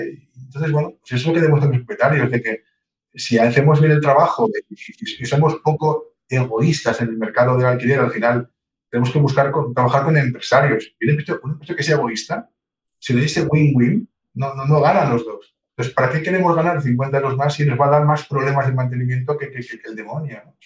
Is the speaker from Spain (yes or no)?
yes; Palencia, Castile and León, Spain; somos castellanos, somos de Palencia